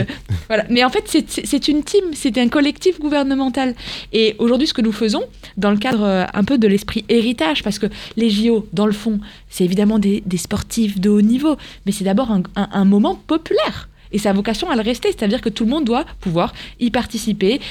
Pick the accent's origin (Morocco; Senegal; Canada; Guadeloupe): Morocco; now in France; moi j'ai grandi au Maroc